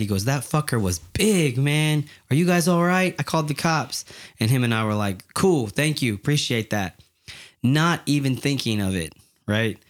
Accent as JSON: {"language": "English", "town": "Yakima", "region": "Washington", "country": "United States", "tie": "born or raised there", "said": "I'm from Yakima, Washington, and it's pretty hood. It's a, it's a hard place to grow up"}